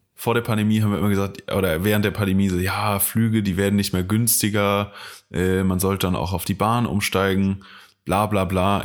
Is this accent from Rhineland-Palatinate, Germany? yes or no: yes; Koblenz, Rhineland-Palatinate, Germany; von Koblenz, meiner Heimatstadt